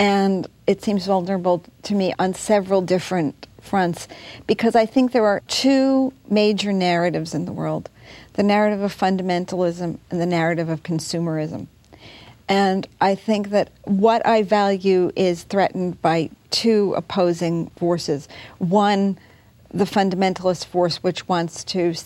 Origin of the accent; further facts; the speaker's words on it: United States; as an American